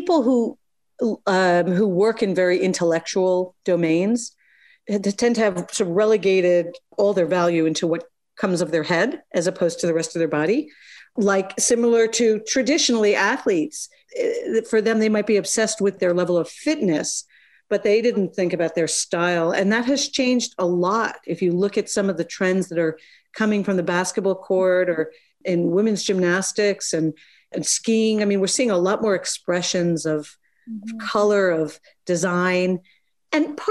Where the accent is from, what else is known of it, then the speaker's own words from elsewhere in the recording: United States; I'm American.